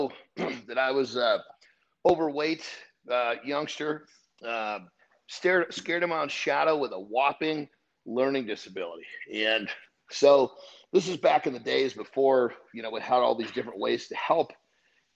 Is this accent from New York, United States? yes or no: no; Oregon, United States; moved away as an adult; now in California, United States; originally I was from California, but my mom remarried. And at that point, we moved up to Oregon. And so that's where I did most of my schooling all the way through college